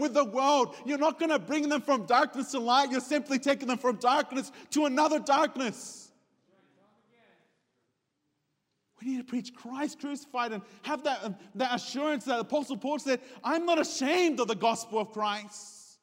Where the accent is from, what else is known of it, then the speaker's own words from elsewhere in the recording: Sydney, New South Wales, Australia; I was raised in an Hispanic home, but I was raised in Sydney, Australia